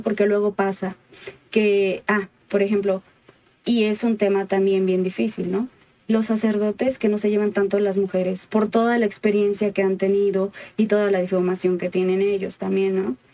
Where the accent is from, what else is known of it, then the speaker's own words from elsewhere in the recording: Michoacán, Mexico; allá de donde soy, por Michoacán